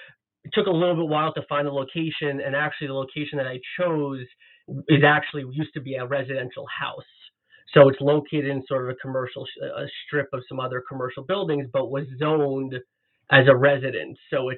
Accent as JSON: {"language": "English", "area": "Long Island", "region": "New York", "country": "United States", "tie": "born or raised there", "also_born_or_lived": "Ithaca, New York / New Jersey / Manhattan, New York", "moved": "as an adult", "lives_now": "Toronto, Canada", "said": "I'm actually originally from New York, and I was born and raised outside of New York City on Long Island, and I attended Cornell University for both my undergraduate and my graduate degrees."}